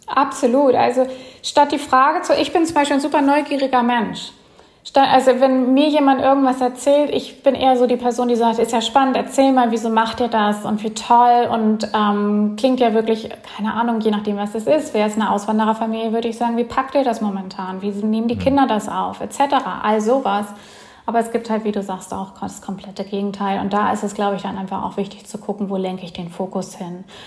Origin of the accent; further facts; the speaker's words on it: Bremen, Germany; moved away as an adult; now in Mellieħa, Malta; ursprünglich komme ich aus Bremen, beziehungsweise habe da länger gewohnt